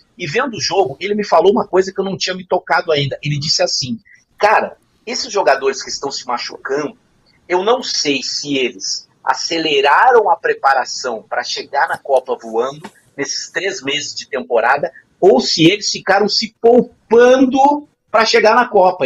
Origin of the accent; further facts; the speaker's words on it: Rio Grande do Sul, Brazil; a gente é lá do, do, do, do Rio Grande do Sul